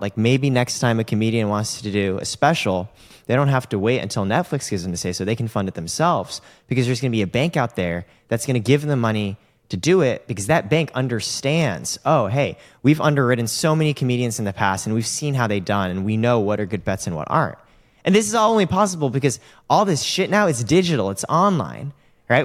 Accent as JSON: {"language": "English", "country": "United States", "said": "I'm American"}